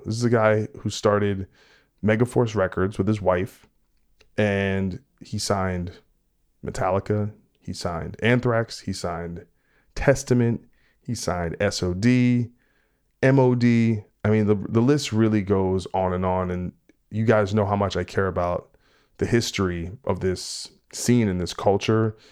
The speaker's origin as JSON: {"language": "English", "town": "New Brunswick", "region": "New Jersey", "country": "United States", "tie": "born or raised there", "said": "I grew up in New Brunswick until I was like fifteen, sixteen, but then I lived in East Brunswick."}